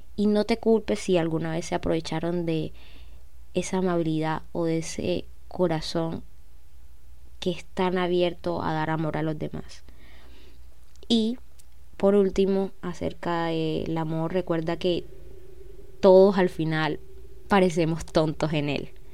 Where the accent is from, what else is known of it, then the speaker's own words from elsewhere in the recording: Cartagena, Bolívar, Colombia; soy de Colombia, como ya, ven en el título, tengo 20, nací en el 2002, eh, precisamente en septiembre 14, y nací en una ciudad que se llama Cartagena